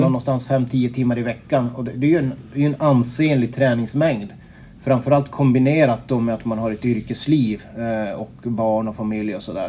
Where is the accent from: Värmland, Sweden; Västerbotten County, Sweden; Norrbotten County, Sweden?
Norrbotten County, Sweden; Piteå; moved away as an adult; now in Örebro, Sweden; jag kommer från Piteå ursprungligen men flyttade ifrån som, som 18-åring